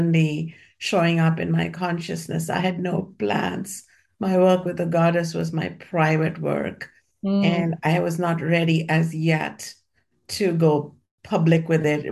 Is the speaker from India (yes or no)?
yes; India; moved away; when I was growing up in India